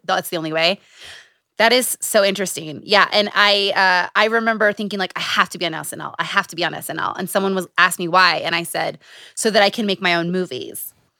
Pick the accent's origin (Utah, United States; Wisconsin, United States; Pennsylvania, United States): Utah, United States; Growing up in Utah